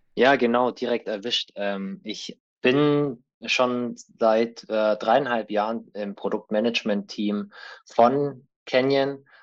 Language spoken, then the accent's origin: German; Allgäu, Bavaria, Germany; moved away as an adult; also born or lived in Remagen; ich bin gebürtiger Allgäuer und habe da auch, bis ich 18 war, gelebt.